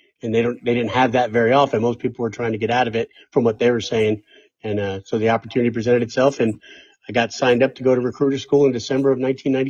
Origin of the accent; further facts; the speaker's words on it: Poughkeepsie, New York, United States; I reached back and was able to get a by name request to go back to my hometown of Poughkeepsie, New York.